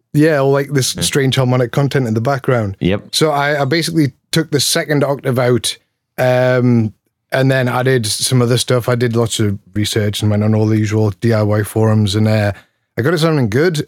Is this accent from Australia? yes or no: no; Newcastle upon Tyne, North East England, United Kingdom; now in Philadelphia, United States; I'm actually from Newcastle, which is in the northeast of England. It's the bit below Scotland, um, but I live in Philly now